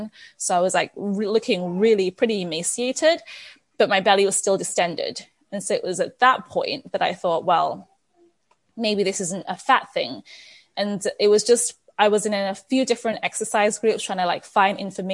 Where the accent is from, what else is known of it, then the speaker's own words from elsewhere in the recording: England, United Kingdom; moved away as an adult; also born or lived in Nigeria; now in Canada; I was born in Nigeria. I moved to England when I was 5. Because my dad's a doctor and a gynecologist, and he got hired at a hospital in England. I grew up in England, and then I've been in Canada for the last 13 years